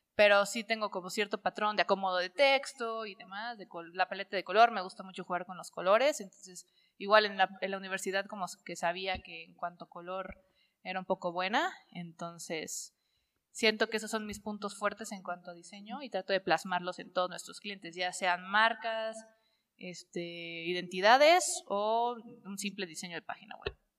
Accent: Córdoba, Veracruz, Mexico; moved away as an adult; also born or lived in Puebla; now in Cholula, Mexico; soy de Córdoba, Veracruz, pero ya tiene 10 años que vivo en la ciudad de Puebla

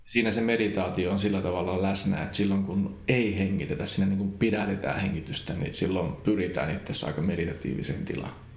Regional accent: Central Finland, Finland; moved away; also born or lived in Helsinki; mä kyllä ehkä halusin muuttaa Keski-Suomeen takaisin

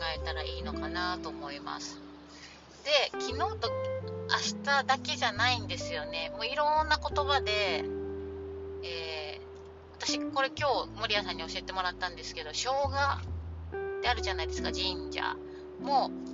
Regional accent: Japan; 日本人の日本で生まれ育った私たち

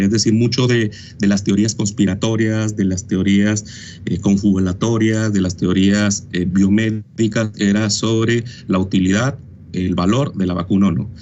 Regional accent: Mexico; nosotros que somos latinos, mexicanos

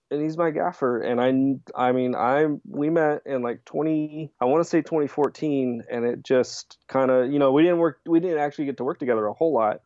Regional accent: Tennessee, United States; moved away as an adult; also born or lived in Florida; I grew up in Tennessee

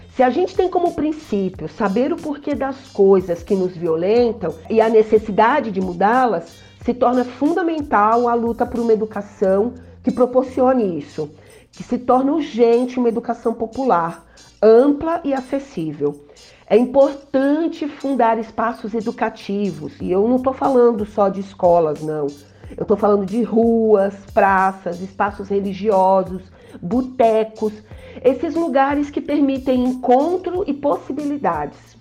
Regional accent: São Paulo, Brazil; now in Embu das Artes, Brazil; tenho uma atuação comunitária no Jardim São Luís, extremo sul de São Paulo, lugar onde eu cresci

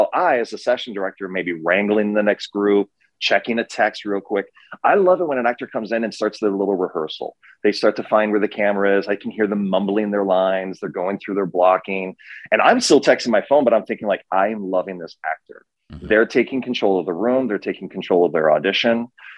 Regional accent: Midwest, United States; John and I are such doppelgangers. We're both from the Midwest.

